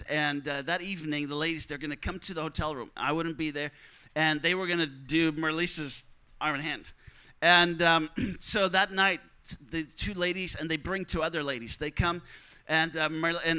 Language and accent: English; Netherlands; I'm from the Netherlands